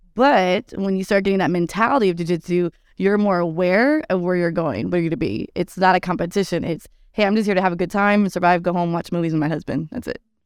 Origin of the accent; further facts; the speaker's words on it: Texas, United States; I'm from the Lone Star State, so we eat tacos all day, every day